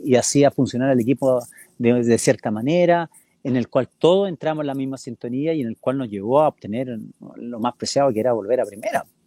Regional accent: Rancagua, O'Higgins, Chile; moved away as an adult; also born or lived in São Paulo, Brazil / Monterrey, Mexico / China; Yo, yo nací en O'Higgins de Rancagua

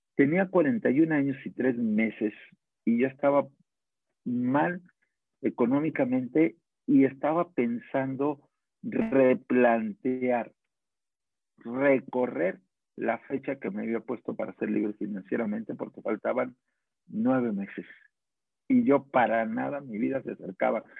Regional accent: Guadalajara, Jalisco, Mexico; Yo soy de Guadalajara, soy carpintero

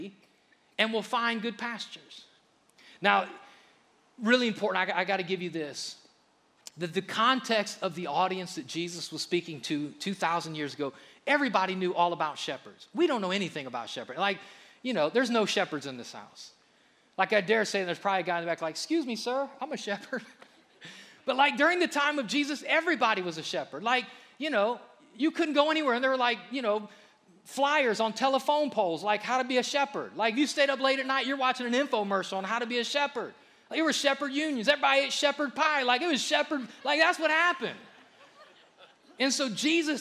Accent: Akron, Ohio, United States; I grew up in Akron, a little bit of an urban area, and we had a community pool, Reservoir Park.

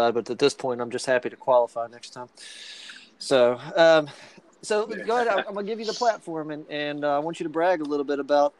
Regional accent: Richmond, Virginia, United States; I grew up in Richmond

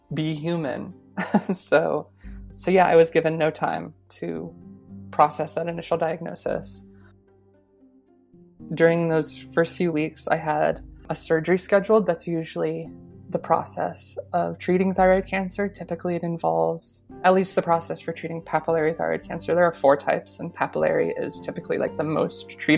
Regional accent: Colorado, United States; now in Vermont, United States; I'm originally from Colorado. I live in Vermont now.

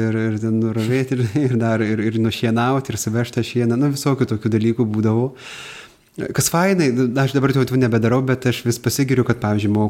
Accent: Pilikalniai village, Bartninkai parish, Vilkaviškis deanery, Marijampolė County, Lithuania; esu kilęs iš Vilkaviškio dekanato Bartininkų parapijos Pilikalnių kaimo

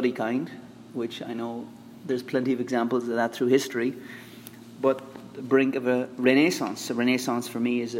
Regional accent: Ireland; moved away as an adult; now in Philippines; I'm Irish

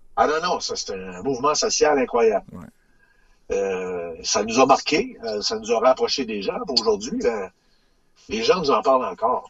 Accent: Sainte-Marie, Quebec, Canada; je viens de la Beauce, Sainte-Marie-de-Beauce

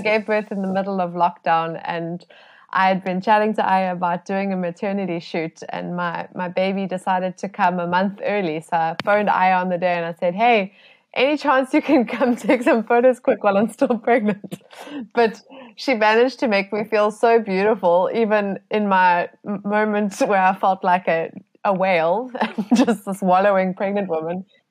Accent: South Africa; as South African photographers

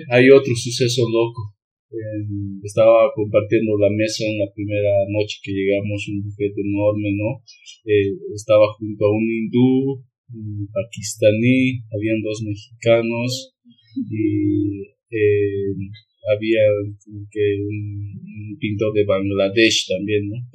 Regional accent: Bolivia; soy de Bolivia.

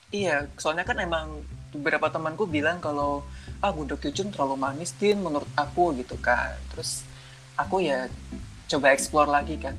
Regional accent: South Tangerang, Banten, Indonesia; moved away as an adult; now in Yogyakarta, Indonesia; asalku dari Tangerang Selatan

